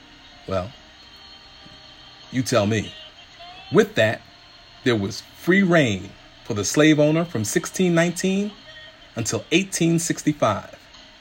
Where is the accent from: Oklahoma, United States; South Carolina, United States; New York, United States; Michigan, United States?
New York, United States; New York City; growing up in the South Bronx in New York City